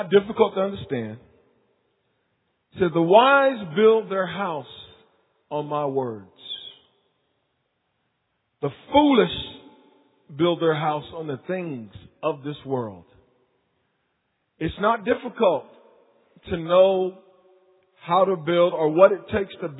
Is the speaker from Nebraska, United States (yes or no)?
no; Wilmington, North Carolina, United States; born or raised there; moved away